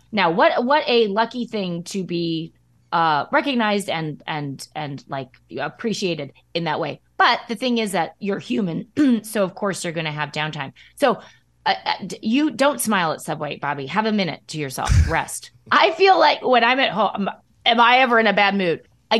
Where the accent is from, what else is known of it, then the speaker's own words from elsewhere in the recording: Midwest, United States; accent: Midwest flat A; So it's my accent. It's my Midwest flat A accent.